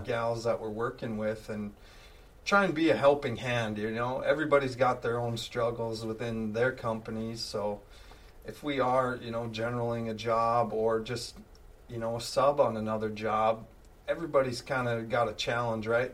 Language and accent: English; Langdon, North Dakota, United States; I'm from a uh, farm up by Langdon, uh, north of Langdon, I guess, up by the Canadian border